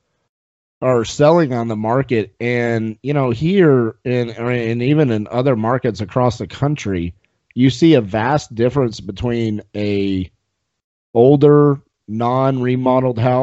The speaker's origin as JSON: {"language": "English", "area": "Dallas-Fort Worth", "region": "Texas", "country": "United States", "said": "I'm from Dallas-Fort Worth, Texas"}